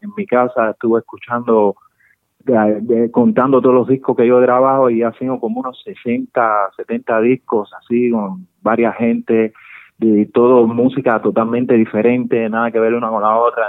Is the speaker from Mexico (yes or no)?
no; Santa Clara, Villa Clara, Cuba; moved away as an adult; also born or lived in Havana, Cuba; now in Madrid, Spain; es el barrio donde la ciudad donde yo nací, en Cuba, pertenece, está en el centro de Cuba, pertenece a Santa Clara, Villa Clara.